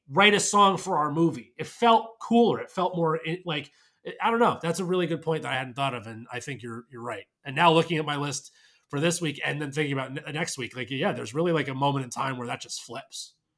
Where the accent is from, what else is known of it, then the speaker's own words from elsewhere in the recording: New York, United States; as a New Yorker